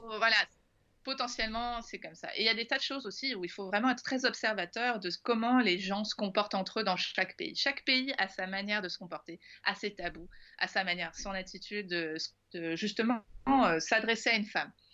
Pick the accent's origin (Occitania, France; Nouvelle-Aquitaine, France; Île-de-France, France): Île-de-France, France; Paris; quand on vient de Paris, quand on vient de France